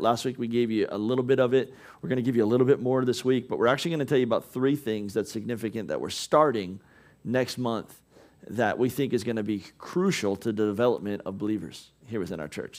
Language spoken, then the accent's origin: English; United States